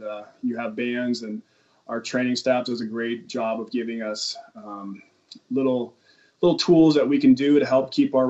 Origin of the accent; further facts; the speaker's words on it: Simi Valley, California, United States; I grew up in Simi Valley, California, a little north of L.A., and went to high school out there